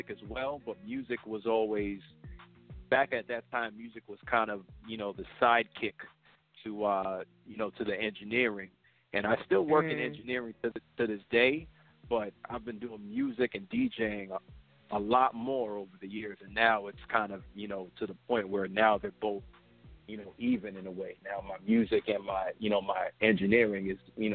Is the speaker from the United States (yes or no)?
yes; New York City, New York, United States; moved away as an adult; also born or lived in New Jersey; now in Connecticut, United States; I'm originally from New York. I grew up in the Bronx